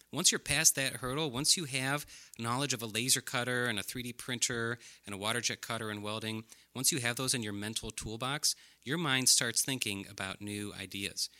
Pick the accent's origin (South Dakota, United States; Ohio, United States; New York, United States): Ohio, United States; Brecksville; I grew up in Brecksville, Ohio.